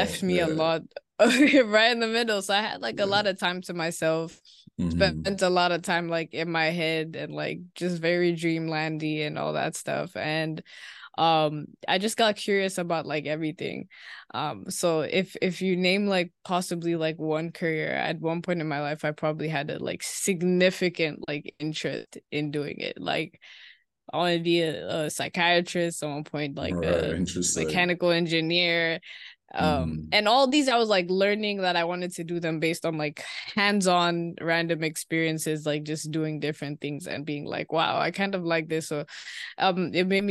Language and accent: English; Nairobi, Kenya; moved away as an adult; now in Savannah, United States; I grew up and I'm from Kenya. Nairobi specifically is where I spent the majority of my childhood.